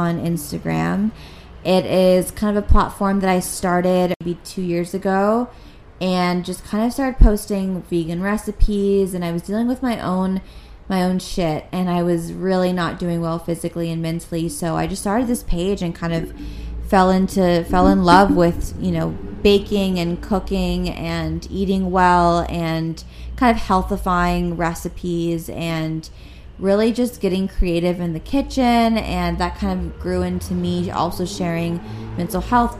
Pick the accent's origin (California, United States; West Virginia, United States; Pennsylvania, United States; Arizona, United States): California, United States; Los Angeles; I'm born and raised in Los Angeles